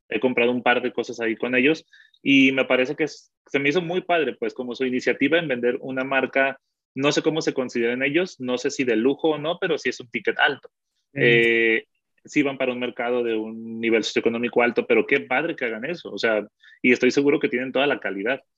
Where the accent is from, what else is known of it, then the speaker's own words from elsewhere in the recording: Mexico; also born or lived in Colombia; como mexicanos creo que es eso. Eh, y creo que nos ha afectado mucho ser vecinos de Estados Unidos